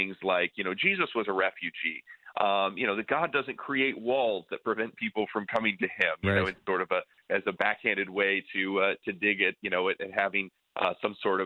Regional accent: near Lake Michigan, Midwest, United States; I grew up near Lake Michigan

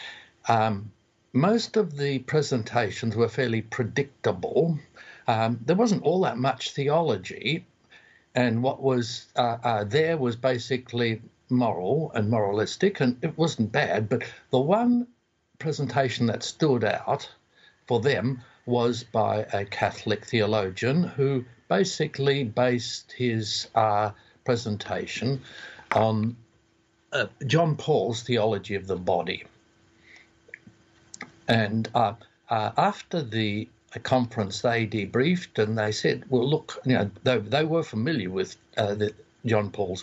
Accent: Australia; accent: Aussie; my Aussie lingo

